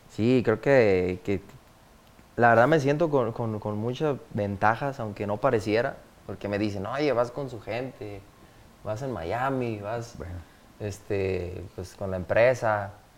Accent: Guadalajara, Jalisco, Mexico; also born or lived in La Palma; soy nacido pues en Guadalajara

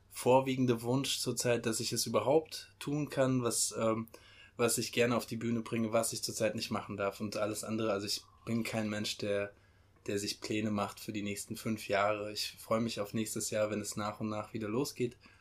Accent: Mainz, Rhineland-Palatinate, Germany; ich komme aus Mainz

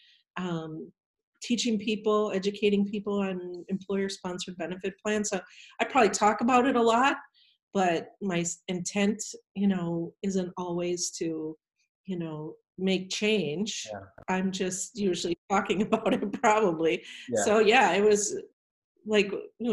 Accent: Iowa, United States; moved away as an adult; also born or lived in Minnesota; now in Richfield, United States; I'm originally from Iowa.

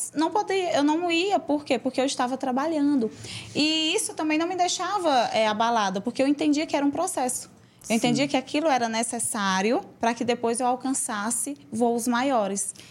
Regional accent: São João do Piauí, Piauí, Brazil; moved away; numa cidade pequena, lá onde eu nasci, e em São João do Piauí

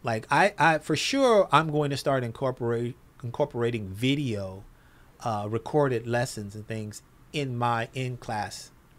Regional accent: Los Angeles, California, United States; I'm old school from South Central Los Angeles, so it's not Mister, it's Mista.

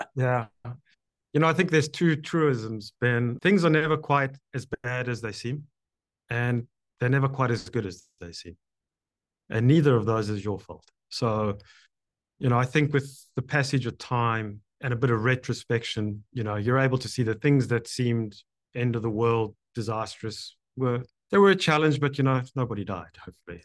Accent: South Africa; now in Canada; I'm now Canadian, but born in, in South Africa

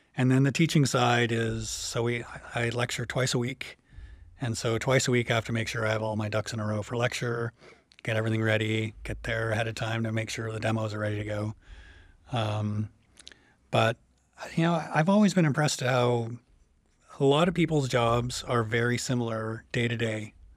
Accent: about an hour outside Toronto, Ontario, Canada; moved away as an adult; also born or lived in Chicago / Montreal; now in Champaign-Urbana, United States; I'm from Canada, originally from about an hour outside Toronto.

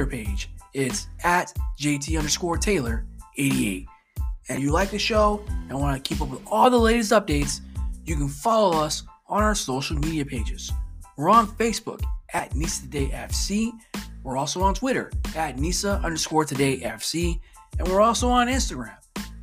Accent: Orlando, Florida, United States; I'm from Orlando

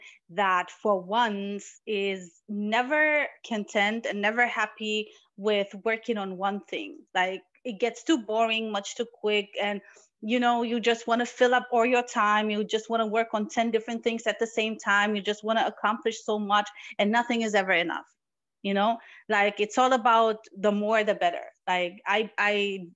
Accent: Morocco; now in Germany; I was born in Morocco and I do speak Arabic and I'm very close to my culture

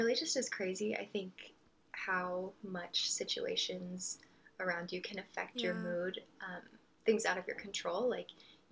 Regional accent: Colorado, United States; now in Texas, United States; we're from Colorado

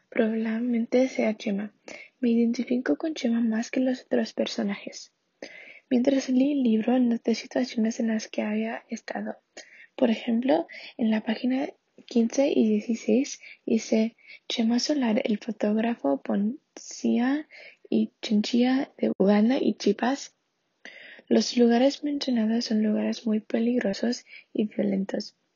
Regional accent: Santa Marta, Magdalena, Colombia; mi ciudad natal de Santa Marta, Colombia

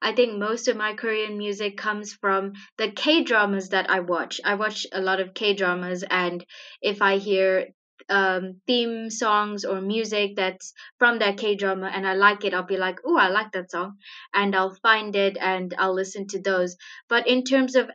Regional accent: Sri Lanka; now in Zimbabwe; I do live in Zimbabwe in Southern Africa, but I am originally from Sri Lanka

